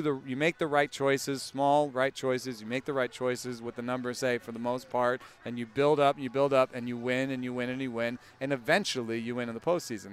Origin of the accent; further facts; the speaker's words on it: Atlanta, Georgia, United States; moved away; I grew up in Atlanta